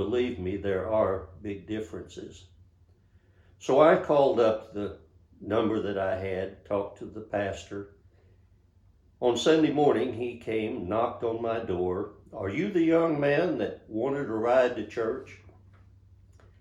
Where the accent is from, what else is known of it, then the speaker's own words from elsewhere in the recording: Monahans, Texas, United States; also born or lived in Austin, Texas; my hometown of Monahans, Texas